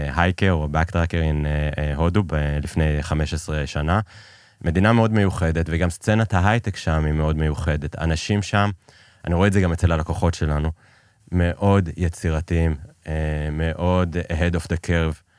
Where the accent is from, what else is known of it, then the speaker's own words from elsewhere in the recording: Israel; also born or lived in Iran; שיחדו את לשכת ההגירה כדי שייתנו לנו לצאת מאיראן